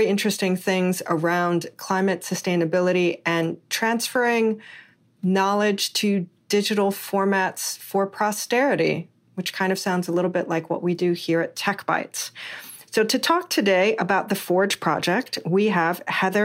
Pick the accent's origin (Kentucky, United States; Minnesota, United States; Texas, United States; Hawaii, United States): Hawaii, United States; I'm originally born and raised in Hawaii